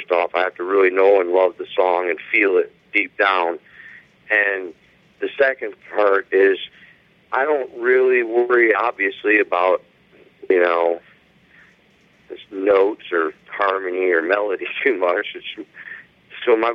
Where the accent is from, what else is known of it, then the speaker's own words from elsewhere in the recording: Buffalo, New York, United States; I'm from Buffalo. We're pretty much Canadians